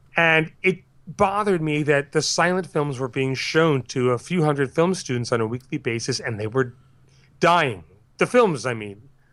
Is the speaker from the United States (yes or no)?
yes; Larchmont, New York, United States; I grew up in Larchmont, New York